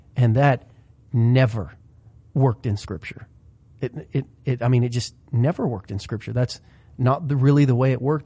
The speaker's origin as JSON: {"language": "English", "region": "Southern Ohio", "country": "United States", "tie": "born or raised there", "said": "growing up in Southern Ohio for seventeen, eighteen years"}